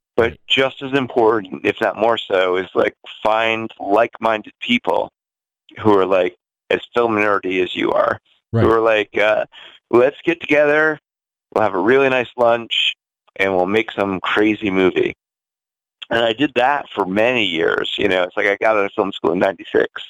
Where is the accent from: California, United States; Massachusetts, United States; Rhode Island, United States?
Rhode Island, United States; now in New York City, United States; I grew up in uh, a very rural backwoods town in Rhode Island